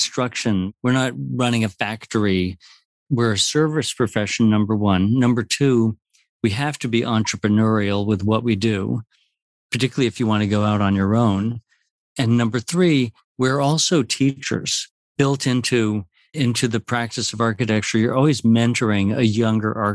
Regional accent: Puerto Rico; now in New York, United States; growing up in Puerto Rico in a society where that sharing is the most important quality

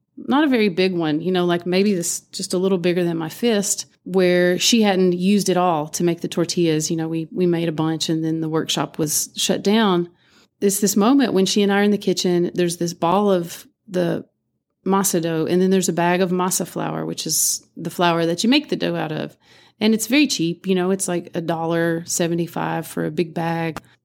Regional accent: Appalachia, United States; growing up in Appalachia

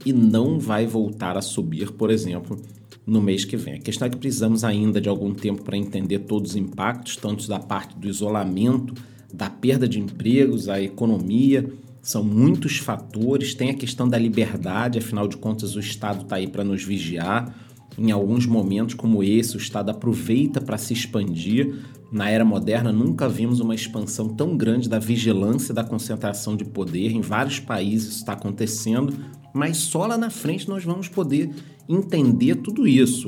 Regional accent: Brazil; somos brasileiros

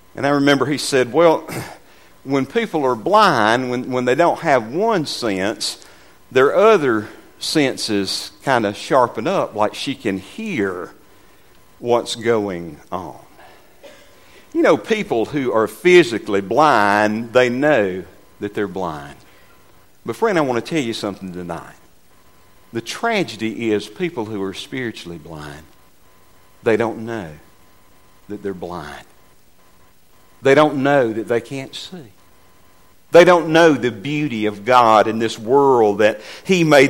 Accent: Westminster, United States; moved away as an adult; I was born and raised in Westminster

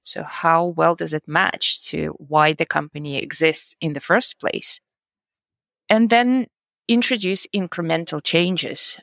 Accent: Russia; moved away as an adult; also born or lived in United States / Germany / United Kingdom; now in Georgia; I'm originally from Russia and I've lived in the US, in Germany, 11 years in the UK, and uh, now I'm living in Georgia.

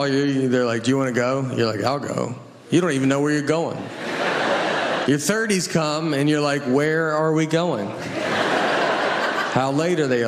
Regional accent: the South, United States; I'm from the South, Christian, like, you grew up like that kind of way

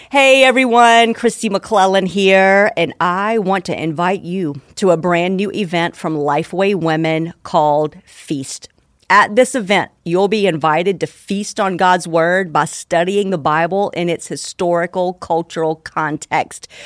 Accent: United States; as an American people

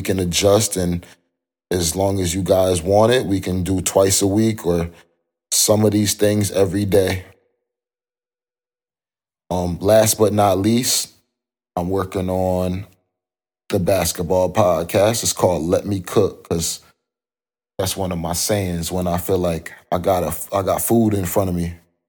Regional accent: New York, United States; also born or lived in Connecticut; I grew up in New York and Connecticut. I'll just keep it like that. I had a roundabout childhood, moved a couple places, but had a stable home.

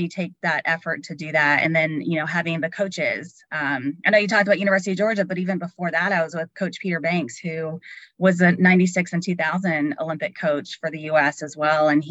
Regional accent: San Juan, Puerto Rico; I grew up in San Juan, Puerto Rico, surrounded by beaches.

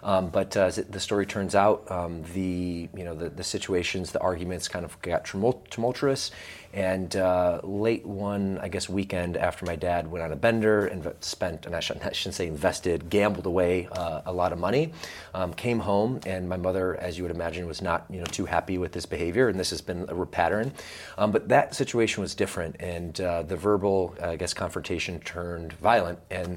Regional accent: Georgia, United States; also born or lived in Michigan; But really, my first 10 years were in the state of Georgia. In fact, I used to talk like this when I was a little boy.

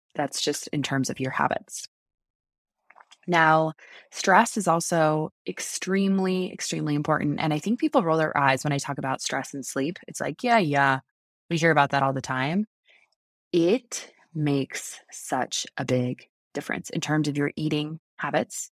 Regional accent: United States; I'm American

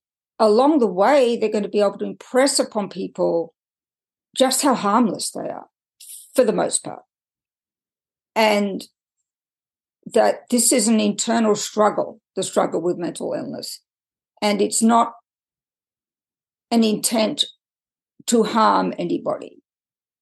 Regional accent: Australia; moved away as an adult; also born or lived in United Kingdom / France; now in United States; I was born and raised in Australia, and I've done nothing to get rid of my accent

